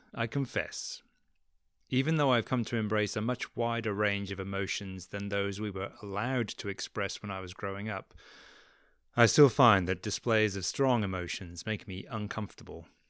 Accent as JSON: {"language": "English", "region": "England", "country": "United Kingdom", "moved": "yes", "said": "I'm from England originally."}